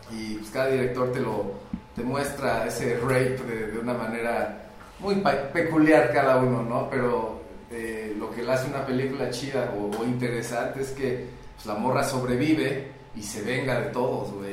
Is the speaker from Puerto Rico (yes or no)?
no; Mexico; Comúnmente como mexicanos